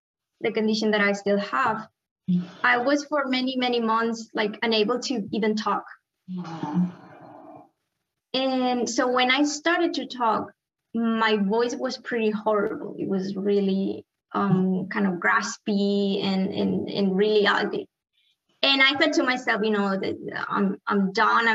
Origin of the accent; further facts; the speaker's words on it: Cerdanyola del Vallès, Catalonia, Spain; moved away; also born or lived in Miami, United States; I grew up in a town called Sardanyola, very close to Barcelona